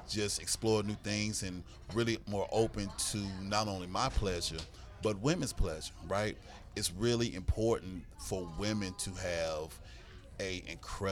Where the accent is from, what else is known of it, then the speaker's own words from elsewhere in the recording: Greensboro, North Carolina, United States; now in Charlotte, United States; I grew up in Greensboro, North Carolina. I currently reside in Charlotte, North Carolina.